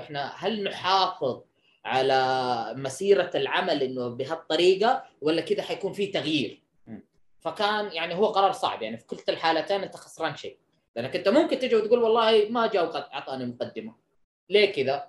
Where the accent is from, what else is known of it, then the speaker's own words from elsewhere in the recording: Saudi Arabia; أنت كسعودي